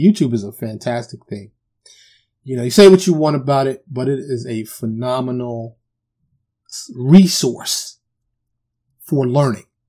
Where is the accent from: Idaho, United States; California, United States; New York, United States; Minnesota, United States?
New York, United States; New York City; I'm from Harlem, the South Bronx